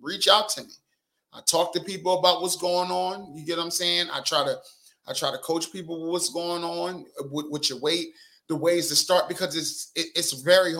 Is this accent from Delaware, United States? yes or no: yes; Wilmington, Delaware, United States; We talk shit where I'm from. I'm from Wilmington, Delaware.